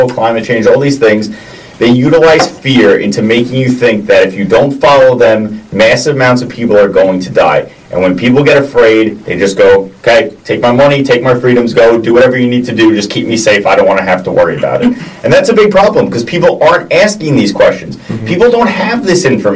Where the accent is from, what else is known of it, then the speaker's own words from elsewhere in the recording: United States; as an American